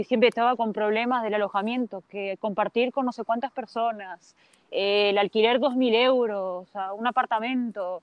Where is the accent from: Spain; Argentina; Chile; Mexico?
Spain; A Coruña, Galicia; moved away as an adult; also born or lived in Uruguay / Brazil / Amsterdam, Netherlands; yo nací en Uruguay, de Uruguay nos fuimos con mi familia a Brasil dos años y de ahí estuve en La Coruña, porque mi familia es de Galicia y estuvimos en, La Coruña muchos años